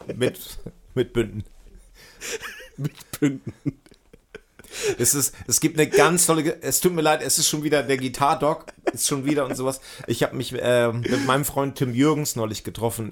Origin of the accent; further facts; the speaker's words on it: Hemmoor, Lower Saxony, Germany; moved away; da, wo ich herkomme, so Ecke Cuxhaven, richtig Land auch